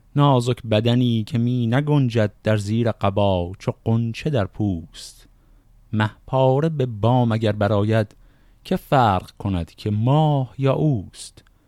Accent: Shiraz, Fars, Iran; من خودم اهل شیراز هستم

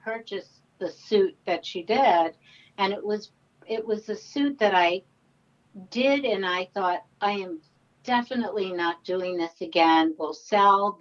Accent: New York, United States; I'm born and raised in New York

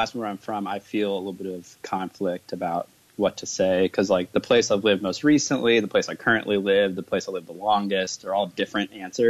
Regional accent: Midwest, United States; also born or lived in New Jersey; the bulk of my life has been spent in the Midwest. I was actually born in New Jersey. I lived there for 4 years.

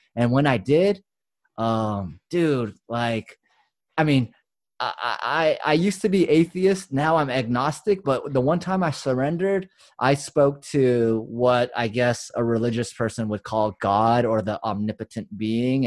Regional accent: United States; we grew up on the West and East Coast, like, we're in multicultural areas

